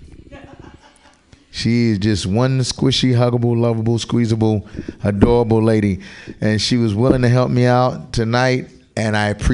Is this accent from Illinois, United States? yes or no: no; Kentucky, United States; I grew up in Kentucky, so I used to pick up turtles and snakes